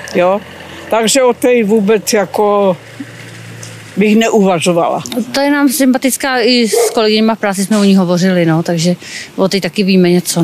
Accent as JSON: {"language": "Czech", "region": "Moravia", "country": "Czechia", "said": "taky jsem z Moravy"}